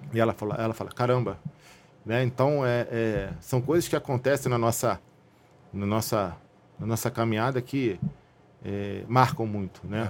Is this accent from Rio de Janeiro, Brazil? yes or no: yes; Rio de Janeiro, Brazil; nascido e criado na Zona Norte